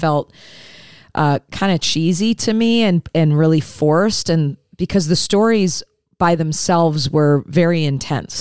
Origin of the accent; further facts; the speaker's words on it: Detroit, Michigan, United States; moved away; I'm originally from the Detroit area